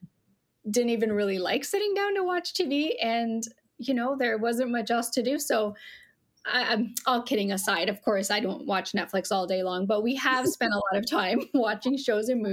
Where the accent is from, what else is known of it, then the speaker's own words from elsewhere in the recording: St. Catharines, Ontario, Canada; also born or lived in Toronto / Edmonton, Alberta; grew up in St. Catharines, right here in the heart of Niagara